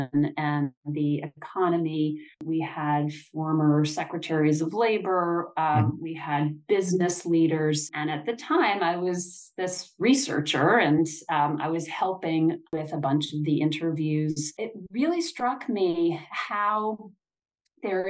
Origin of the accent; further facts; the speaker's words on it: Michigan, United States; I grew up in Michigan